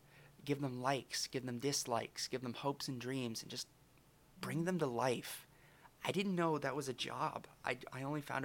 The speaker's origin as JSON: {"language": "English", "region": "Alberta", "country": "Canada", "said": "Well, originally I'm from Alberta, eh? Well, you could probably tell from my accent."}